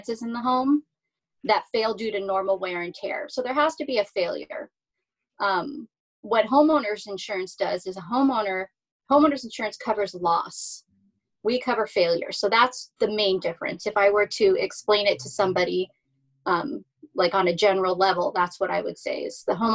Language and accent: English; Hacienda Heights, California, United States; Grew up right here in Southern California, Whittier, Hacienda Heights, Roland Heights area